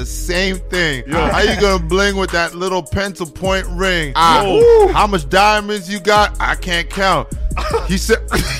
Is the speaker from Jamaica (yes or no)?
yes; Jamaica; I'm a Jamaican.